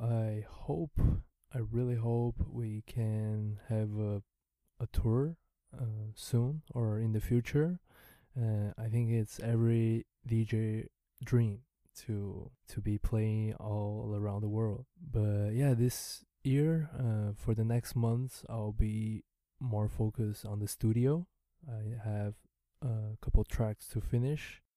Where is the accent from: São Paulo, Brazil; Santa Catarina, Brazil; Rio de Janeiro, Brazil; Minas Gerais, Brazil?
Santa Catarina, Brazil; first language Mandarin Chinese; English is a second language; moved away as an adult; now in Taiwan; I was born in Santa Catarina